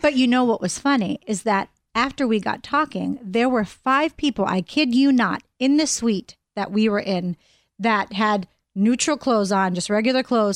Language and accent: English; Pittsburgh, Pennsylvania, United States; moved away; I'm from Pittsburgh